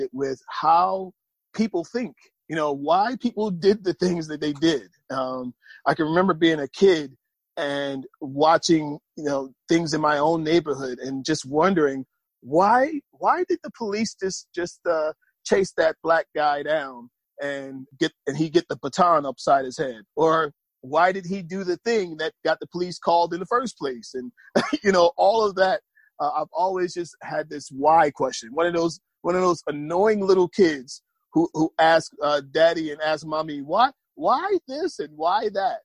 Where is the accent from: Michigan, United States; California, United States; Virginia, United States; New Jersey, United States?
New Jersey, United States; Atlantic City; moved away as an adult; now in Atlanta, United States; I moved here from New Jersey, from born and raised in Atlantic City, New Jersey